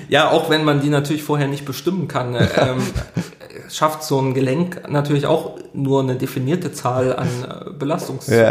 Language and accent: German; Thuringian Forest, Germany; moved away as an adult; now in Dortmund, Germany; Ich bin im Thüringer Wald groß geworden, ja. ähm, unweit des Rennsteigs